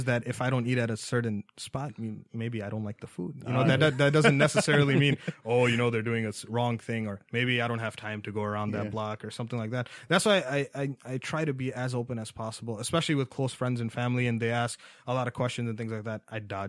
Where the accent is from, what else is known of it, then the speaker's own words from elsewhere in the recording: New York, United States; New York. I'm originally from New York.